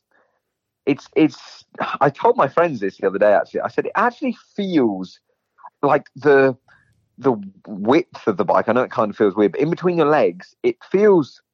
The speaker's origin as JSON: {"language": "English", "region": "England", "country": "United Kingdom", "also_born_or_lived": "California", "moved": "yes", "lives_now": "Florida, United States", "said": "I'm an English rider"}